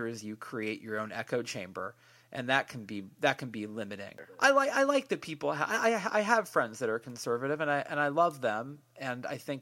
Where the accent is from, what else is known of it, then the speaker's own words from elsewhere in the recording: Bay Area, California, United States; I'm here from the Bay Area